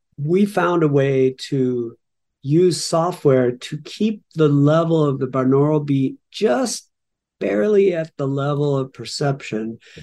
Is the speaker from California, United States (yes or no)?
yes; Los Angeles, California, United States; we grew up in Los Angeles